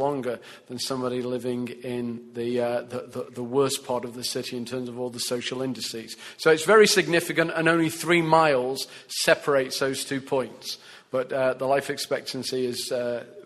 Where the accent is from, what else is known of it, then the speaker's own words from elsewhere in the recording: England, United Kingdom; I'm English